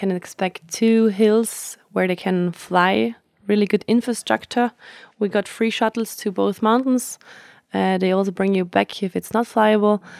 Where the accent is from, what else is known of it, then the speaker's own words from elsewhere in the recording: Flanders, Belgium; English is a second language; I'm from Isterol. Belgium, Limburg.